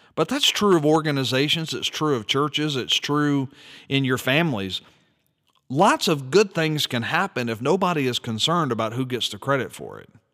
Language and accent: English; United States; as an American citizen